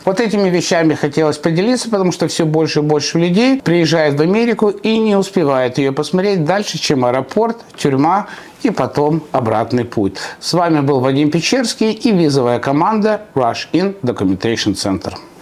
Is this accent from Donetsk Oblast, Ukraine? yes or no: no; Odesa, Odesa Oblast, Ukraine; now in United States; Я родился в Одессе, мы там все разговариваем руками